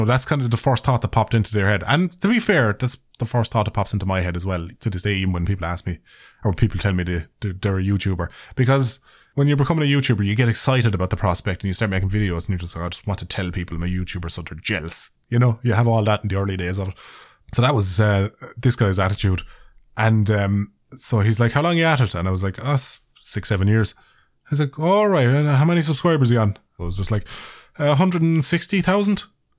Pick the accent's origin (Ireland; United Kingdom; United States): Ireland; accent: Irish; I think as far as accents go, like Irish accents, I think my accent is fairly neutral.